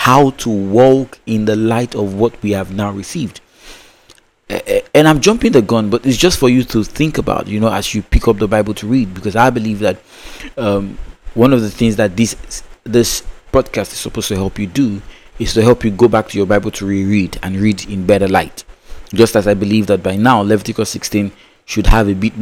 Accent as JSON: {"language": "English", "country": "Nigeria", "tie": "born or raised there", "said": "Growing up in the Nigerian education system"}